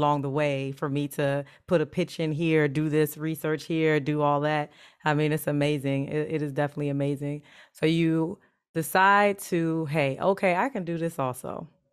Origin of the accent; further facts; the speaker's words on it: United States; I grew up in the States